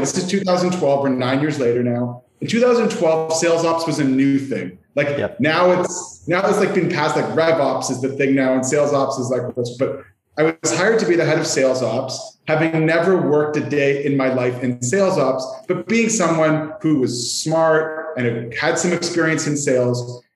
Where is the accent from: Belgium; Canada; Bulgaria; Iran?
Canada; accent: Canadian; you'll hear I am Canadian in my accent